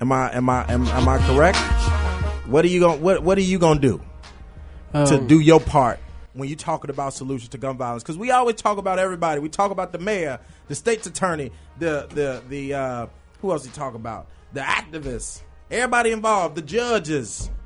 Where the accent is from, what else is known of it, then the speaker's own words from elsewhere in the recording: Chicago, Illinois, United States; I grew up in Englewood too.